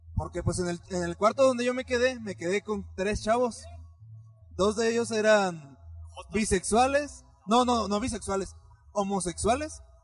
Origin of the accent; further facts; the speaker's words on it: Michoacán, Mexico; no soy de aquí, yo soy de Michoacán